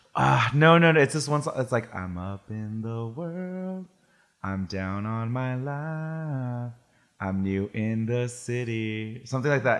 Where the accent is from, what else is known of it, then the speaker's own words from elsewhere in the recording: Salinas, California, United States; now in San Francisco, United States; I grew up in Salinas